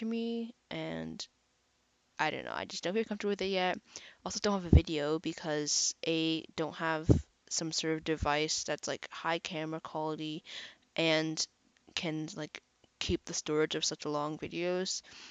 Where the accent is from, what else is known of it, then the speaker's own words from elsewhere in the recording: Canada; I'm actually Canadian